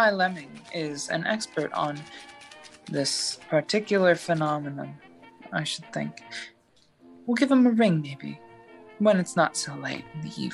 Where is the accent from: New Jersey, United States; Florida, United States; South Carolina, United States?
New Jersey, United States; born there; You know, I was born in Jersey. They say I'll die there too.